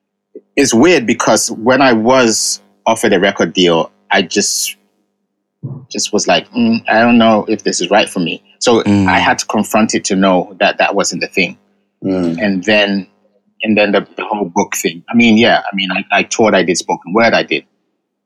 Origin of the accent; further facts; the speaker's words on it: England, United Kingdom; first language Ga; also born or lived in Ghana; I was born in England, but my parents raised me speaking Ga.